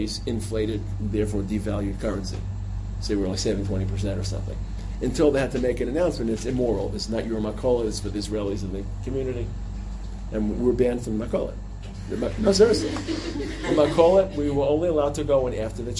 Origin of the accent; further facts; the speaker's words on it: United States; I'm an American